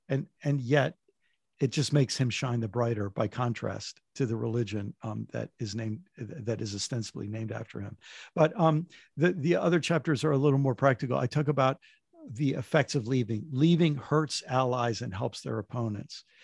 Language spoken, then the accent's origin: English; United States; being American